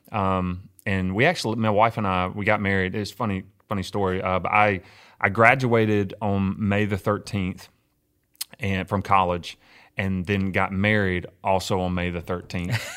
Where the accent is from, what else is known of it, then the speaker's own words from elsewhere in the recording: Winona, Mississippi, United States; moved away as an adult; also born or lived in New Orleans, Louisiana; now in Cleveland, United States; I grew up in Winona, Mississippi